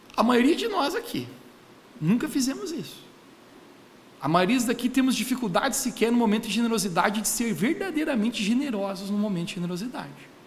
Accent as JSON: {"language": "Portuguese", "country": "Brazil", "said": "como bom brasileiro"}